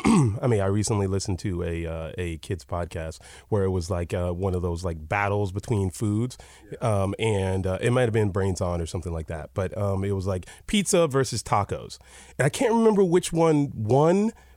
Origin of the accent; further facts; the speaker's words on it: Atlanta, Georgia, United States; I grew up in Atlanta, so you could like have to take multiple buses to get anywhere just to get down the block.